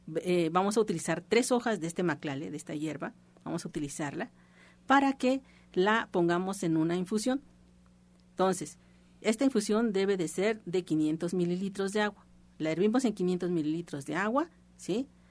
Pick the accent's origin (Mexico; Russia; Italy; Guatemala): Mexico; nosotros como mexicanos